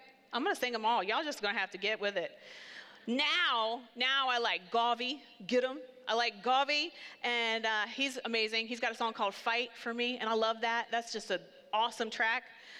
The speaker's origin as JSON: {"language": "English", "town": "Seaford", "region": "Delaware", "country": "United States", "tie": "born or raised there", "said": "So we lived in Seaford. We grew up here. I grew up right on Pine Street."}